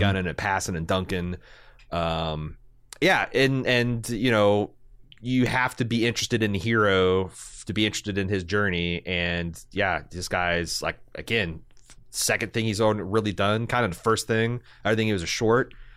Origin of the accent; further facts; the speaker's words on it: Indiana, United States; I'm a kid from Indiana